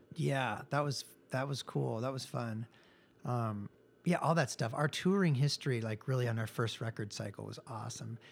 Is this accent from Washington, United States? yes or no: yes; Seattle, Washington, United States; moved away as an adult; also born or lived in Texas; now in Los Angeles, United States; I grew up in Seattle and sort of was in bands and things like